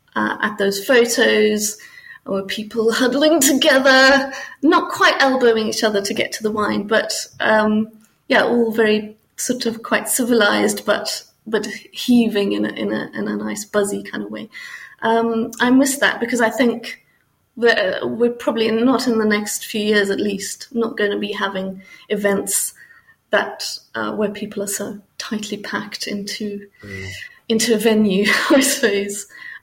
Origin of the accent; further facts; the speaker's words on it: Botswana; also born or lived in Namibia; I grew up in Botswana and Namibia, and we used to drive to the coast, drive to Cape Town or Durban in South Africa